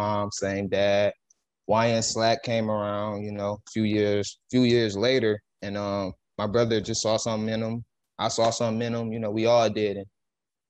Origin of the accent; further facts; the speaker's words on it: Beecher, Michigan, United States; also born or lived in Flint, Michigan; I grew up out of Beecher, came out of Beecher High School, definitely from Beecher